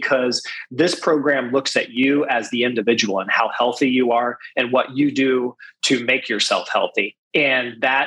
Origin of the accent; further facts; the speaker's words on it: Greenville, Ohio, United States; moved away; I was born in Greenville, Ohio, and grew up there and through high school